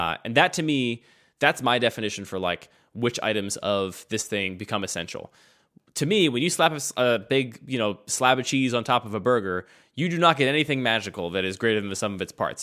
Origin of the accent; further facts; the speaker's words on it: outside of Philadelphia, Pennsylvania, United States; I grew up outside of Philadelphia